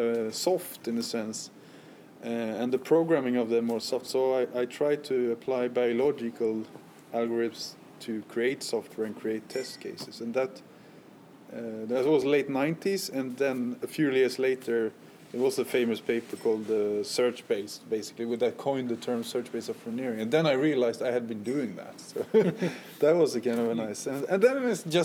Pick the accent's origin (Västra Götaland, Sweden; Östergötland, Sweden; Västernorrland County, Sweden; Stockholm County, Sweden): Västra Götaland, Sweden; Gothenburg; I was from Gothenburg